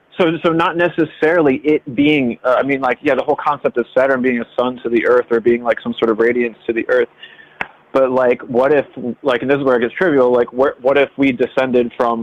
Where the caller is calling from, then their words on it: Delaware, United States; I'm calling from Delaware.